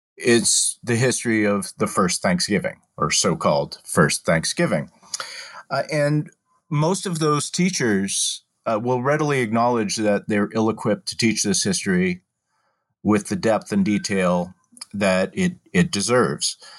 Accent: Massachusetts, United States; moved away as an adult; also born or lived in Washington, D.C.; now in Philadelphia, United States; I was born and raised in Massachusetts

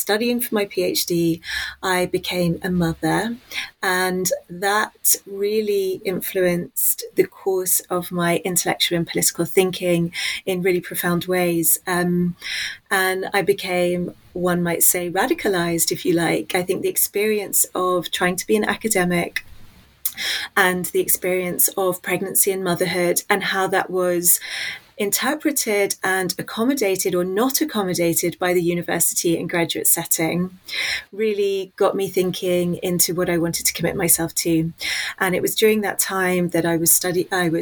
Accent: London, United Kingdom; I was born in West London near a central hub called Paddington. And I went to school in Hammersmith

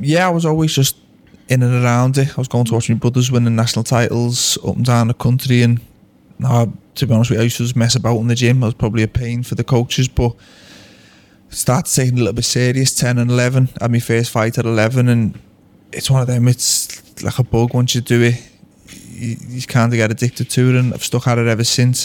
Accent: Liverpool, North West England, United Kingdom; we're both being from Liverpool

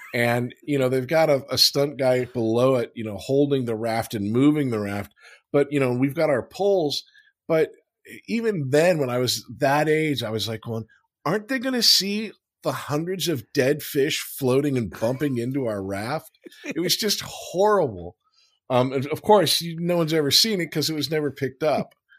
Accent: Los Angeles, California, United States; I grew up in Los Angeles in the San Fernando Valley

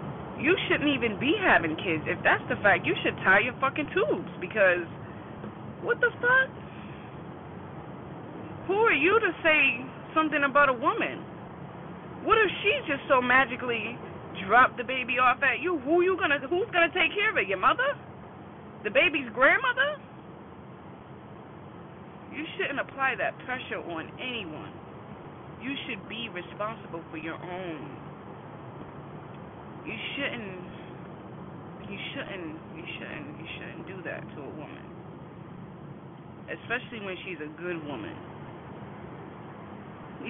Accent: Boston, Massachusetts, United States; I'm from Boston, Massachusetts

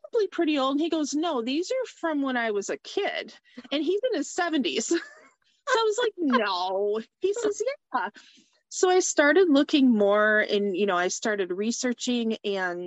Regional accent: Chesterfield, Michigan, United States; I am from Chesterfield, Michigan, which is about 25 miles north of Detroit.

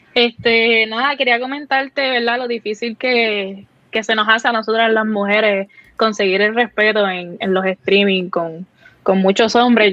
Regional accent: Cidra, Puerto Rico; soy de Puerto Rico, soy boricua

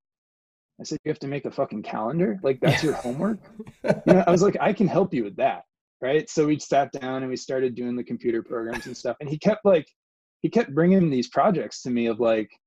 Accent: Weston, Connecticut, United States; moved away; also born or lived in California; growing up in Southern Connecticut

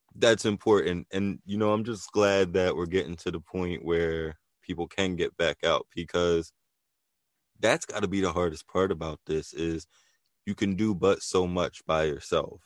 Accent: New Jersey, United States; also born or lived in Philadelphia, Pennsylvania; I spent a lot of time in Philly. So, you know, Jersey, Philly is definitely an area that, you know, I, I consider a hometown

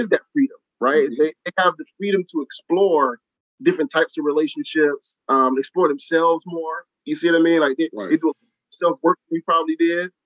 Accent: Columbia, South Carolina, United States; now in Charlotte, United States; I'm originally from Columbia, South Carolina.

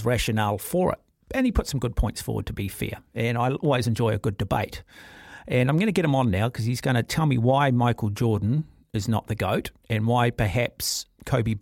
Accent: Auckland, New Zealand; also born or lived in North Shore; I grew up in Auckland. I'm an Auckland rugby fan. I spent a lot of time living on the North Shore

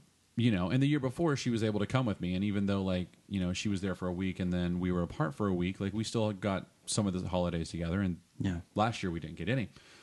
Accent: Texas, United States; now in Los Angeles, United States; I grew up in Texas and my mom and dad live there and my family is there

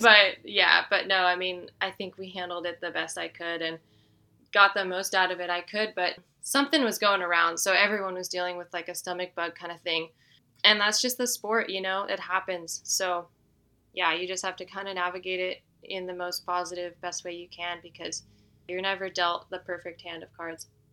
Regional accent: Northern California, United States; now in Durango, United States; I grew up in Northern California

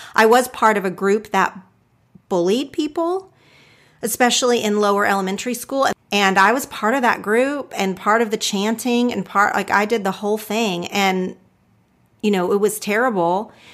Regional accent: Oklahoma, United States; I grew up in Oklahoma, did not know a single Jewish person

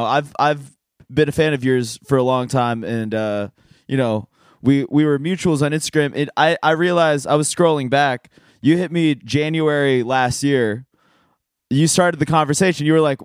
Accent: Northern Virginia, United States; Yeah, I'm from Nova. We're both from Nova.

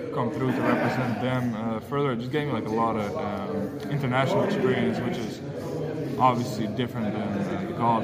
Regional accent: Amsterdam, North Holland, Netherlands; moved away as an adult; also born or lived in Mississippi; now in Boston, United States; I'm from Amsterdam

